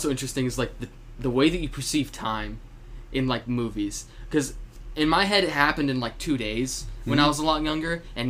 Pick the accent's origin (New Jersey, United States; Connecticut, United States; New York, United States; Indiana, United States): Indiana, United States; Anderson; And back in my hometown.